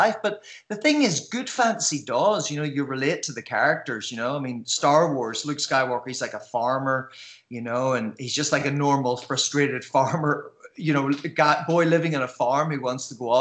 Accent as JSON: {"language": "English", "town": "Belfast", "region": "Northern Ireland", "country": "United Kingdom", "tie": "born or raised there", "said": "I grew up in Belfast"}